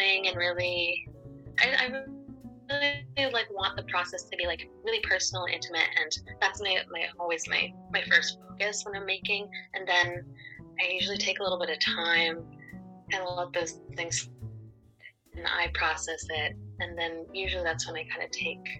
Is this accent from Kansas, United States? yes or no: no; Maine, United States; also born or lived in Cuenca, Ecuador; I was born in Cuenca, Ecuador, and adopted from there when I was 3 months old, but I've lived in Maine my entire life.